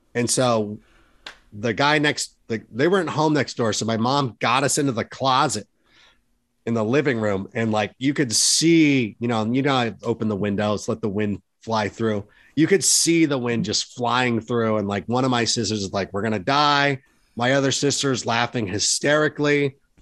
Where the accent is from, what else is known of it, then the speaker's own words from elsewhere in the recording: Schaumburg, Illinois, United States; also born or lived in Hoffman Estates; me being from Schaumburg.